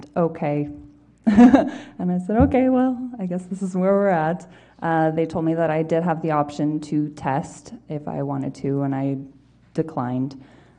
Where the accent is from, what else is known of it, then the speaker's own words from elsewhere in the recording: Winnipeg, Manitoba, Canada; also born or lived in Brandon; I was born and raised here in Manitoba